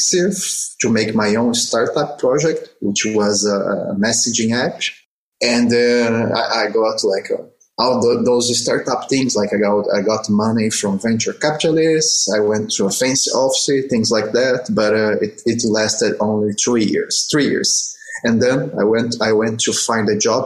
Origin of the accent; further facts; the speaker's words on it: Brazil; moved away; I'm from Brazil originally